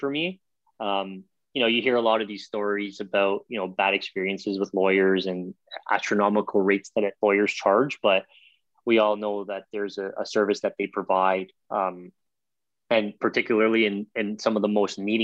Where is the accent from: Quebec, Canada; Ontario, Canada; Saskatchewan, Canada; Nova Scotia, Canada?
Ontario, Canada; Toronto; growing up in Toronto